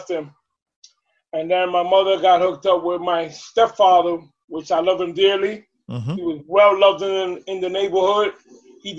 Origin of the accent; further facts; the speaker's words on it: New York City, New York, United States; I was born in Wyckoff Hospital